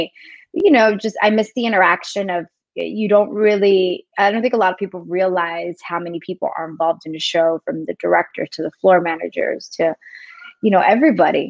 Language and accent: English; New York City, New York, United States; moved away; also born or lived in South Florida / Dominican Republic (ancestry); I was actually born in New York City. So I am American. I am second generation